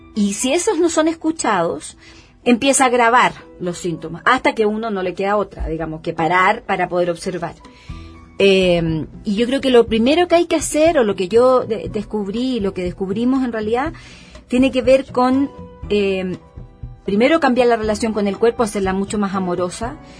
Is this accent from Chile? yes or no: yes; Chile; yo soy chilena